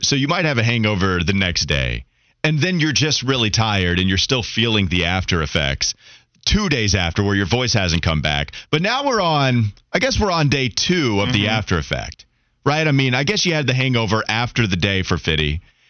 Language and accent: English; Catawba County, North Carolina, United States; growing up in Catawba County